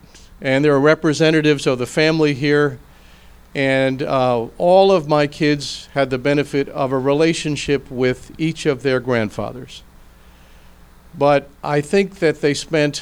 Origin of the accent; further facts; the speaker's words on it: Philadelphia, Pennsylvania, United States; I come from Philadelphia